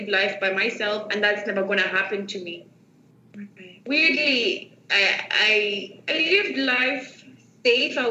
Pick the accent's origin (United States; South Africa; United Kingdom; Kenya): Kenya; Nairobi; I am from Nairobi, Kenya, and how life was like growing up for me, it was tough